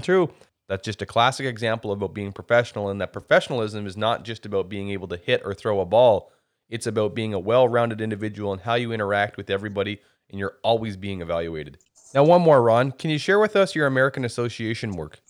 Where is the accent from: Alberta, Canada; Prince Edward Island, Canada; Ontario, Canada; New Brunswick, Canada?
New Brunswick, Canada; the Miramichi; I'm from the Miramichi